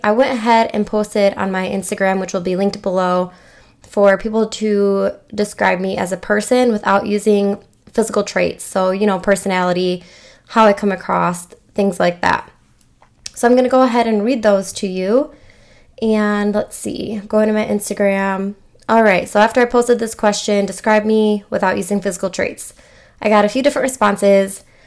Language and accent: English; Michigan, United States; I'm from Michigan